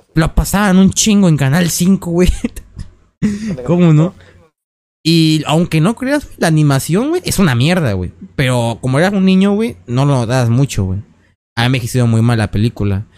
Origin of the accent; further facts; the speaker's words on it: Mexico; somos mexicanos